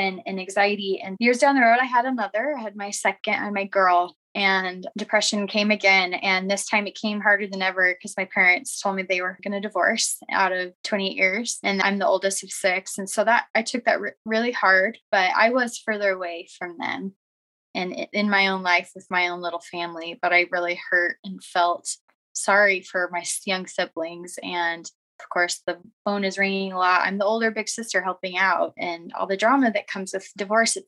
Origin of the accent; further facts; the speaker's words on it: Arizona, United States; now in Utah, United States; I was born and raised in Arizona